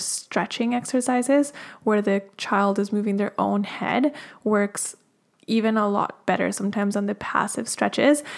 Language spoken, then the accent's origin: English; Colombia; moved away; I'm originally from Colombia in South America